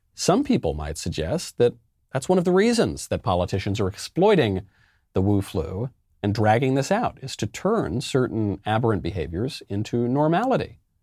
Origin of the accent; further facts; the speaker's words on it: New York, United States; I'm of Italian extraction. You know, I'm American. I'm a New Yorker.